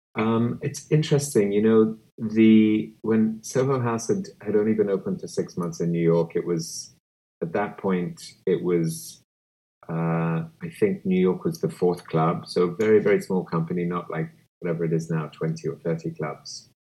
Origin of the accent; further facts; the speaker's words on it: Kenya; now in United States; growing up in Kenya